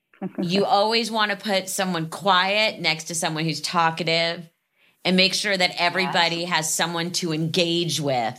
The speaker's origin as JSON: {"language": "English", "town": "Los Angeles", "region": "California", "country": "United States", "tie": "born or raised there", "said": "even though I grew up in Los Angeles"}